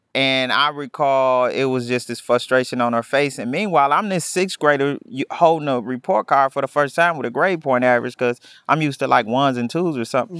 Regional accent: Milwaukee, Wisconsin, United States; I grew up in Milwaukee, the youngest of four

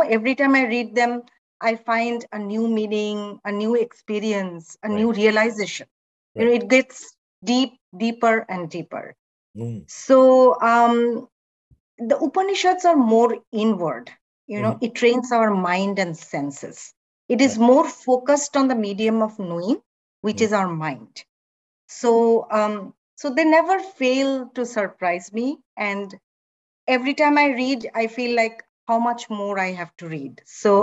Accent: Agartala, Tripura, India; moved away as an adult; also born or lived in Allahabad, India; now in Bay Area, United States; I grew up in Agartala, a small northeastern town in India.

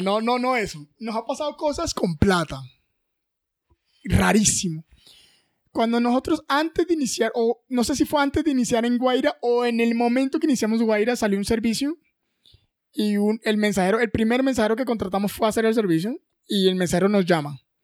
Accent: Riohacha, La Guajira, Colombia; now in Bogotá, Colombia; en Ribacha, en mi tierra, en La Guajira

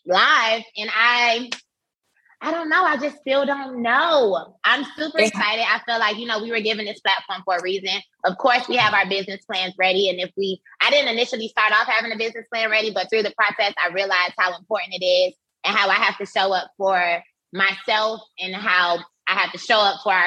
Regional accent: Miami, Florida, United States; moved away as an adult; now in Atlanta, United States; I had just moved to Atlanta because I'm from Miami

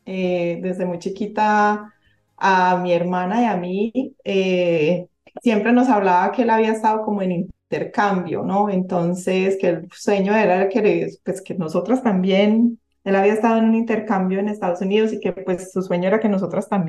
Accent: Antioquia, Colombia; como, como buenos paisas, eh, pues eran fiestas muy animadas y terminaban todos bailando

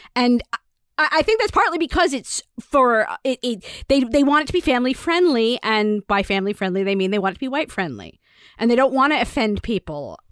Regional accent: Virginia, United States; growing up in Virginia

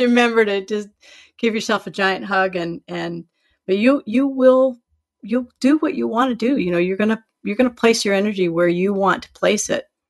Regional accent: Iowa, United States; I'm from Iowa too

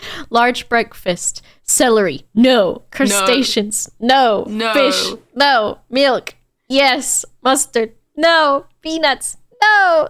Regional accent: United States; especially as an American

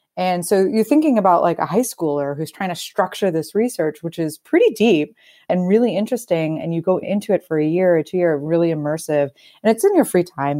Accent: Northeast, United States; moved away as an adult; also born or lived in Brooklyn; used to the cold being from the Northeast

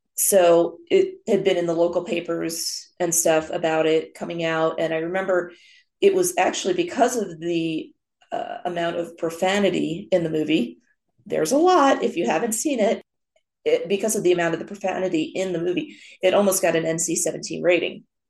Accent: New Jersey, United States; growing up in New Jersey

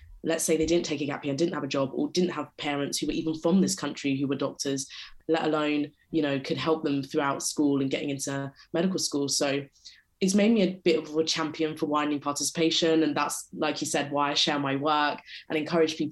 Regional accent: London, United Kingdom; I grew up and live in London and went to school in London

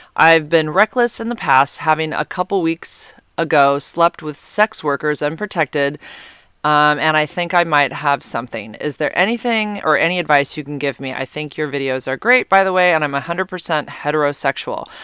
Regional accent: San Carlos, California, United States; now in Santa Cruz area, United States; I grew up in near Redwood City, San Carlos, which is basically halfway between San Jose and San Francisco

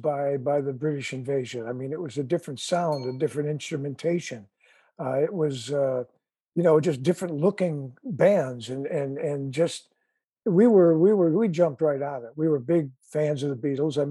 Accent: Chicago, Illinois, United States; our Chicago roots

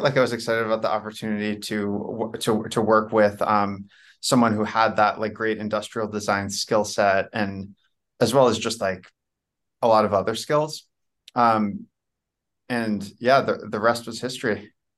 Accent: New Jersey, United States; moved away as an adult; also born or lived in New York / Washington, D.C. area / China; I was born in New York. I'm, I grew up, I'm really from New Jersey. I grew up in New Jersey

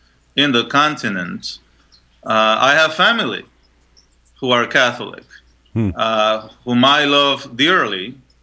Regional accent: Panama; moved away; also born or lived in Chile; I was born in Chile, so just next door, and I was raised in Panama.

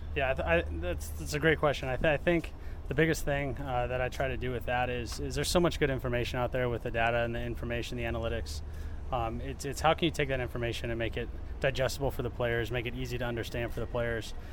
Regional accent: Iowa, United States; moved away as an adult; now in Cleveland, United States; growing up in Iowa and being in Cleveland and in Ohio

